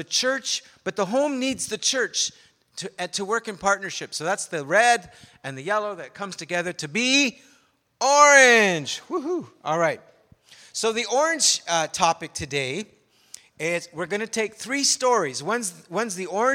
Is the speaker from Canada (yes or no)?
yes; Canada; I'm a Canadian